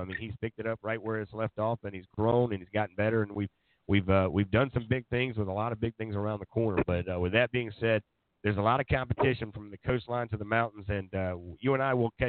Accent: Myrtle Beach, South Carolina, United States; But I'll be up there at the North-South game this weekend up there in my hometown of Myrtle Beach.

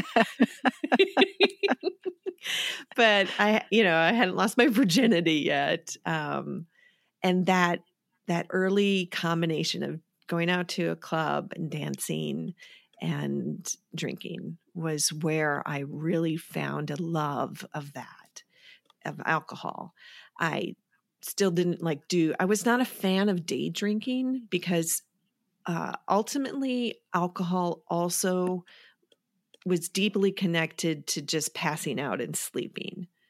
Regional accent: Wisconsin, United States; moved away as an adult; I'm from Wisconsin

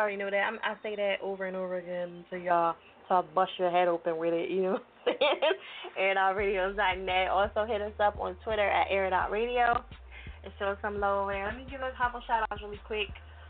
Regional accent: New Jersey, United States; now in Philadelphia, United States; We say South Jersey. It don't matter. Like, it's all love.

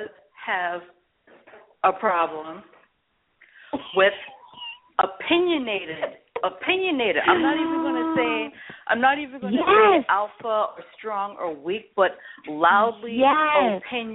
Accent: United States; I grew up in America

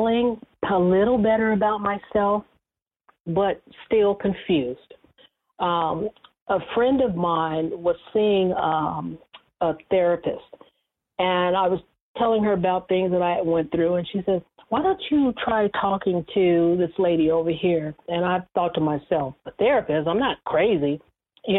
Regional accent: Bakersfield, California, United States; moved away as an adult; also born or lived in Los Angeles; I transferred my job that I had in my hometown of Bakersfield to Los Angeles

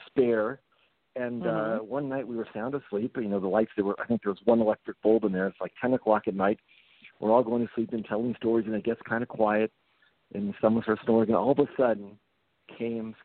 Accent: Los Angeles, California, United States; first language Japanese; also born or lived in Japan; I did go to high school in Los Angeles. I'm from West

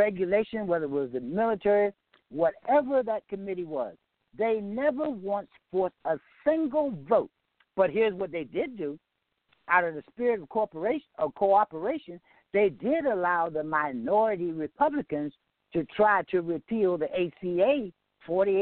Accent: the South, United States; also born or lived in Yorktown, Virginia; I grew up in the South.

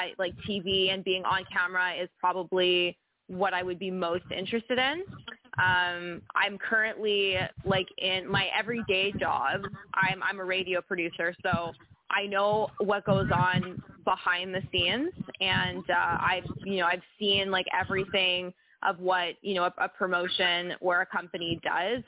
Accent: Montreal, Quebec, Canada; I'm from Montreal, Quebec, Canada, so all the way up to the north

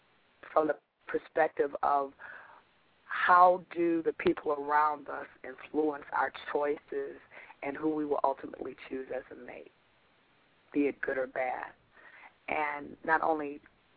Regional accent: Detroit, Michigan, United States; also born or lived in Memphis, Tennessee; I was born in Memphis, Tennessee, but I've been raised in Michigan

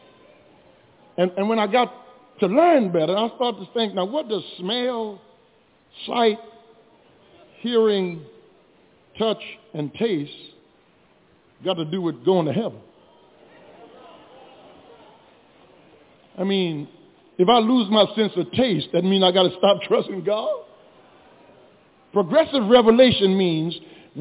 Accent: Louisiana, United States; growing up in Louisiana

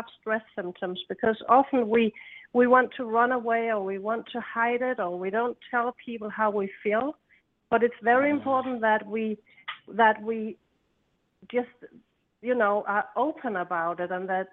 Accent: Denmark; I come from Denmark, and I come from an island, a green island

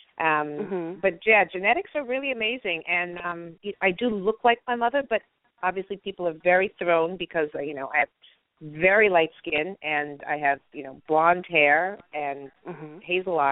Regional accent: Beverly Hills, California, United States; I grew up in Beverly Hills, California

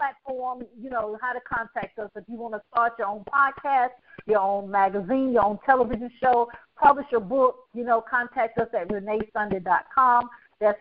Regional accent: the South, United States; I'm from the South

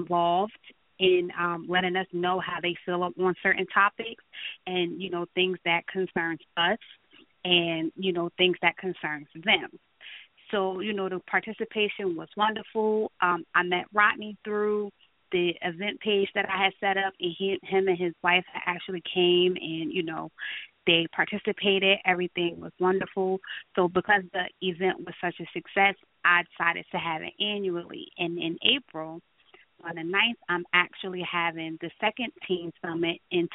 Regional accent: Newark, New Jersey, United States; growing up in my area, I am from Newark, New Jersey.

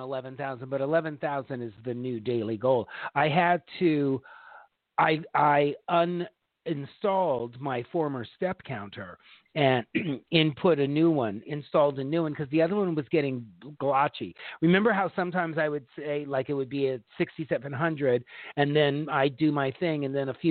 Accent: the South, United States; accent: southern; my southern accent

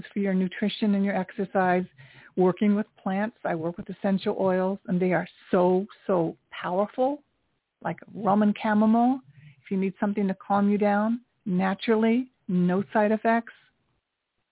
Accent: Tokyo, Japan; now in New York City, United States; I grew up during the Vietnam War in Tokyo. I'm 68 years old. I was a little girl during the Vietnam War in Tokyo experiencing that. And I'm Japanese American

